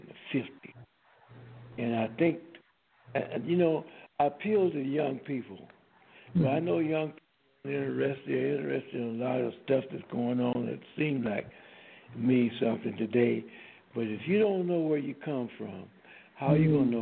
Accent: Mississippi Delta, United States; now in Los Angeles, United States; I was born in the Mississippi Delta, and parents were sharecroppers

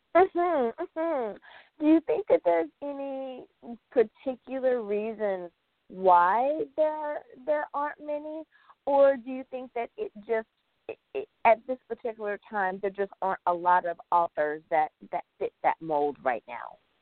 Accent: United States

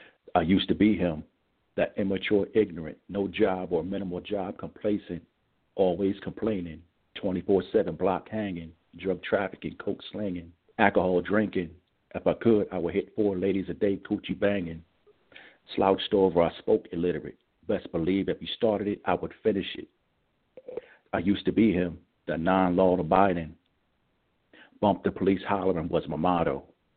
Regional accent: Richmond, Virginia, United States; And again … I'm from Richmond, Virginia

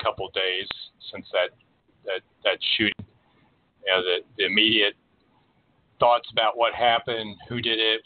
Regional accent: Washington, District of Columbia, United States; moved away as an adult; now in Oregon, United States; I grew up in the Washington, D.C. suburbs, in a community that was far more diverse than where I am out here in Oregon now

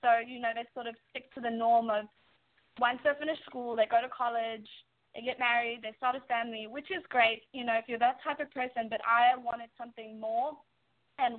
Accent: South Africa; now in New York, United States; I'm from such a different country and I'm very proud of my roots

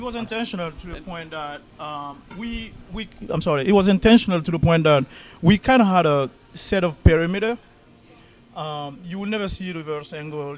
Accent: Paris, Île-de-France, France; also born or lived in London / New York; now in Minnesota, United States; I'm from well, I grew up in Paris

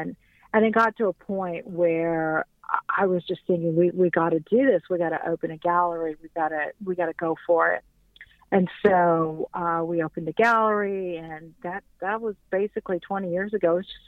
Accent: Iran; I'm from Iran, so being a little banished from my own country, I kind of adopted Mexico and South America as my plight.

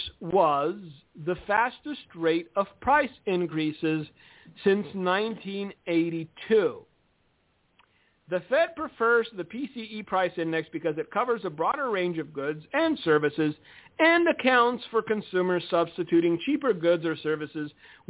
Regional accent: United States; we're American

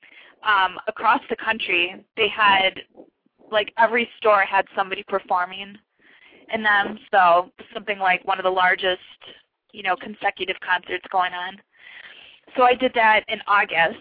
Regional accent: Milwaukee, Wisconsin, United States; I'm actually from Milwaukee

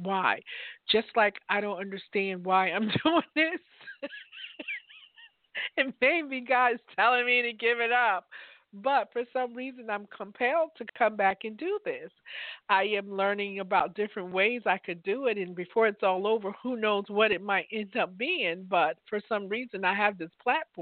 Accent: Newark, New Jersey, United States; now in Virginia, United States; I grew up in Newark, New Jersey

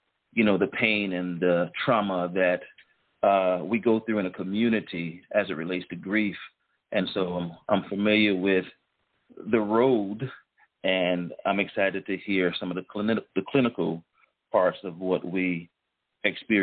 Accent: Lowcountry, South Carolina, United States; accent: Lowcountry; also born or lived in Columbia, South Carolina; now in Pawleys Island, United States; I, too, am a Lowcountry fella. My accent may not be as strong as Shamik, but it can get there

